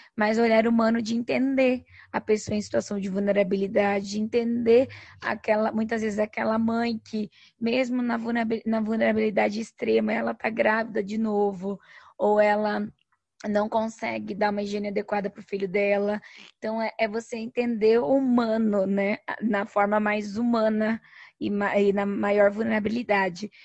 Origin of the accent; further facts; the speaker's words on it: Toledo, Paraná, Brazil; sou paranaense, sou natural de Toledo, é, no, no oeste do Paraná